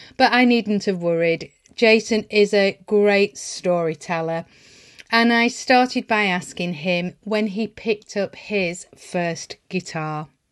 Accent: Lancashire, North West England, United Kingdom; I grew up in Lancashire

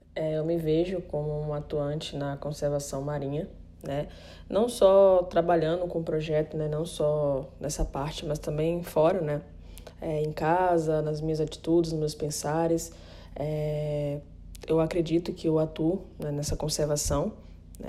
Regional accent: Recife, Pernambuco, Brazil; now in Fernando de Noronha, Brazil; nasci em Recife, mas moro em Fernandes de Noronha

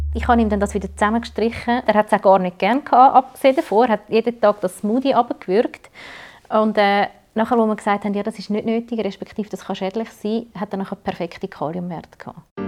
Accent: Switzerland; bei uns in der Schweiz

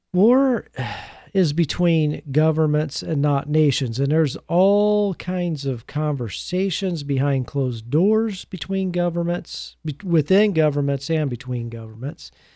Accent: United States; as an American

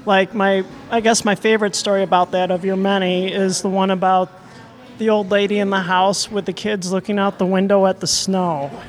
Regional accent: Detroit, Michigan, United States; moved away as an adult; also born or lived in Wisconsin; now in Madison, United States; I am a transplant from Detroit. Mm-hmm. I've been here about 25 years, arrived as an adult.

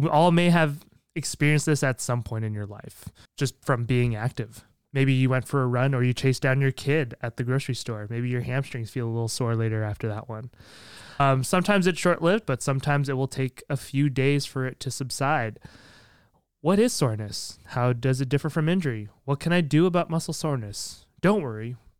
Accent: Canada; I'm Canadian. That's true. This is, yeah. I hope I didn't lose my Canada card over that one.

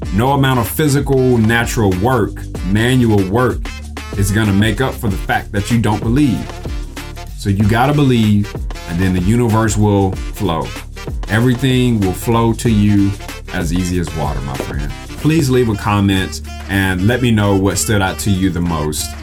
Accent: Mississippi, United States; I'm from Mississippi

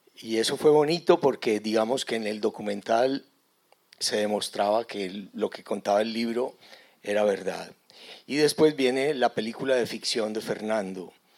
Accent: Antioquia, Colombia; accent: antioqueño; ustedes casi que ni me entenderían si yo me pongo a hablar en antioqueño

